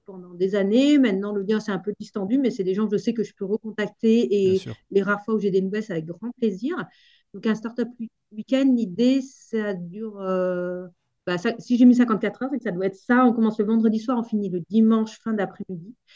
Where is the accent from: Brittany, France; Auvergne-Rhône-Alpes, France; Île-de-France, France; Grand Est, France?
Auvergne-Rhône-Alpes, France; moved away; also born or lived in Alps; moi, je viens d'Auvergne